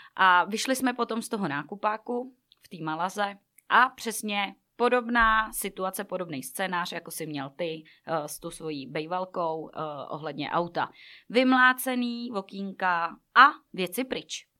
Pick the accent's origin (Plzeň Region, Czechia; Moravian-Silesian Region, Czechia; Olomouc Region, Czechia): Plzeň Region, Czechia; Plzeň-South District; já jsem z Plzně jihu